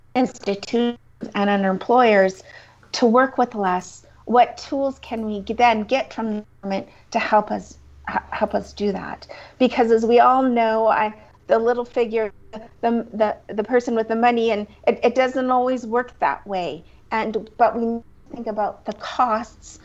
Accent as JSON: {"language": "English", "town": "Crowsnest Pass", "region": "Alberta", "country": "Canada", "tie": "born or raised there", "also_born_or_lived": "Lethbridge", "said": "I am a Southern Alberta girl. I grew up in the Crows Nest Pass"}